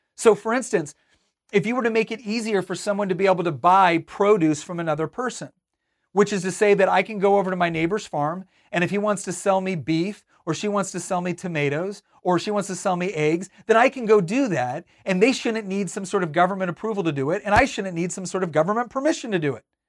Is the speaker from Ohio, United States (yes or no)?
no; Northern California, United States; moved away; also born or lived in Virginia; I grew up in Northern California.